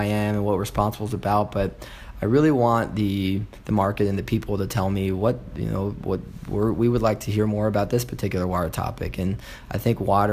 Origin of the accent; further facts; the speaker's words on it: Los Angeles, California, United States; also born or lived in Elkhart Lake, Wisconsin / Madison, Wisconsin; now in Chicago, United States; I grew up in Los Angeles on the Pacific Ocean